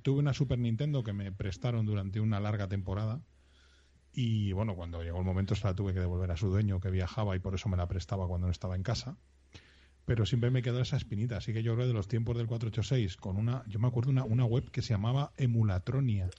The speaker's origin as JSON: {"language": "Spanish", "town": "Madrid", "region": "Community of Madrid", "country": "Spain", "said": "Yo soy, iba a decir de Madrid, pero no, yo soy de Vallecas."}